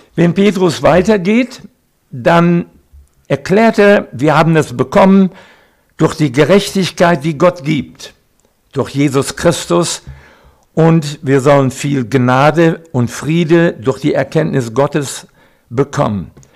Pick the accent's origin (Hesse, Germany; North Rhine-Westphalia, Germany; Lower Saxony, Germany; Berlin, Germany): North Rhine-Westphalia, Germany; Recklinghausen; now in Siegerland, Germany; Geboren bin ich in Recklinghausen, Eva in Hagen, im Sauerland. Jetzt leben wir im Siegerland